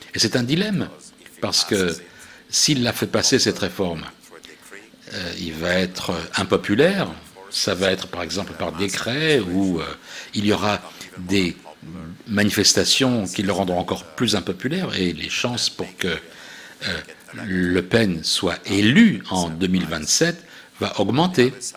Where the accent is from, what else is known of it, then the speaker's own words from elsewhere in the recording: Milan, Lombardy, Italy; moved away as an adult; also born or lived in Istanbul, Turkey / Tehran, Iran / Tel Aviv, Israel / United States; à l'âge de quatre ans, nous avons émigré vers Milan, en Italie, où nous nous sommes installés. J'ai grandi là-bas.